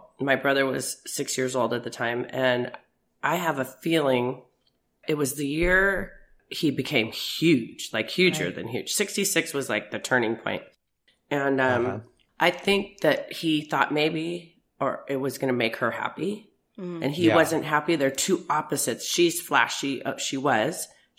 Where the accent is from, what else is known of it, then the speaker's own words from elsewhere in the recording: Beverly Hills, California, United States; So it was crazy. I mean, we had cooks, we had nannies. I had a nanny. My brother was 6 years older than me.